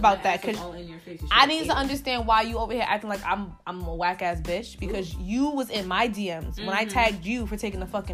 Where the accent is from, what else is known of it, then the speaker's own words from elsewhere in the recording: New York, United States; We're from New York